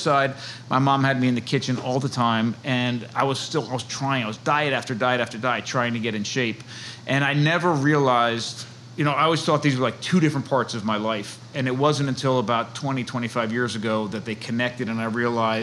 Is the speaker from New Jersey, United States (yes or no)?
yes; New Jersey, United States; moved away as an adult; now in Chestertown, Maryland, United States; I'm from New Jersey. My wife and I are both from New Jersey